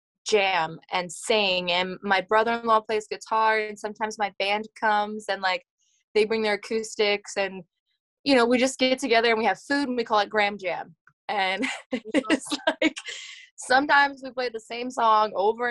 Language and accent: English; Lancaster County, Pennsylvania, United States; I am from Lancaster County, Pennsylvania. It's Amish and Mennonite country in southern Pennsylvania in the United States. And I grew up on a dairy farm